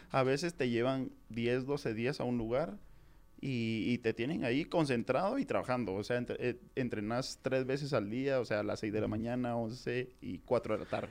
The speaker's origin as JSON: {"language": "Spanish", "region": "Jalapa", "country": "Guatemala", "also_born_or_lived": "Guatemala City", "moved": "as an adult", "said": "yo soy de Jalapa"}